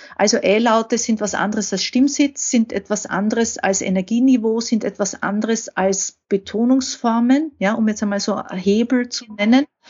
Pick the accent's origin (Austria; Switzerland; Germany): Austria; komme ich aus Österreich